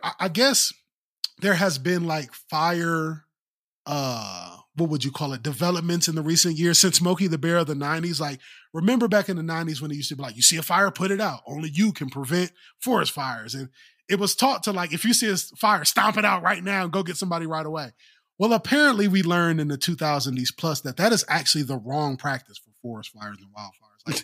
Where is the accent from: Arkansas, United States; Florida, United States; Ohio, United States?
Ohio, United States; moved away; I was born and raised in Ohio